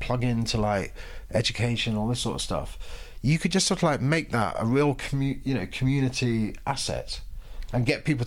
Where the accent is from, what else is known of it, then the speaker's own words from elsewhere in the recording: London, United Kingdom; moved away as an adult; we moved here last July from London, London born and bred